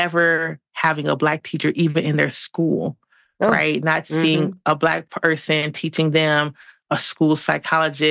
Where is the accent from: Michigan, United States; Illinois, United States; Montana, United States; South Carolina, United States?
Michigan, United States; Detroit; moved away as an adult; now in Denver, United States; I'm originally from Detroit.